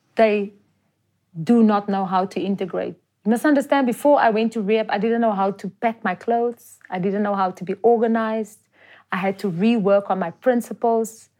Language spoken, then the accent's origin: English; Johannesburg, Gauteng, South Africa; I'm actually from Jo'burg